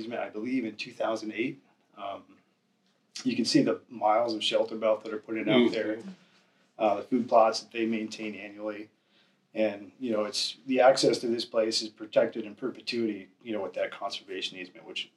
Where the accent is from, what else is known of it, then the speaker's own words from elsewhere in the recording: Michigan, United States; moved away; Growing up in Michigan and moving out here